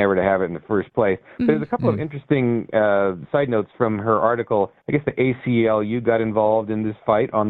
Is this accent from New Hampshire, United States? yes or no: yes; New Hampshire, United States; I'm visiting Colorado. But, yeah, I'm from New Hampshire, but visiting Colorado.